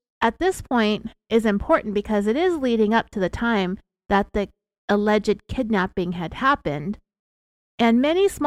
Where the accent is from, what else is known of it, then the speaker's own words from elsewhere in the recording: California, United States; we're from California, and sometimes we have this upward inflection